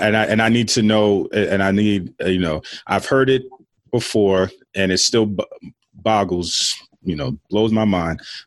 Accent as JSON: {"language": "English", "town": "New York City", "region": "New York", "country": "United States", "said": "I'm a Queens guy myself."}